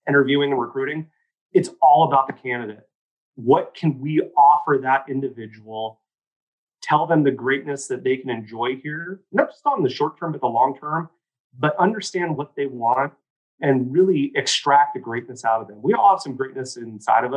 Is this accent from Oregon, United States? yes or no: yes; Oregon, United States; I'm a kid from small town. I'm from St. Louis, Oregon, you know, the capital of the state of Oregon, grew up on 3.5 acres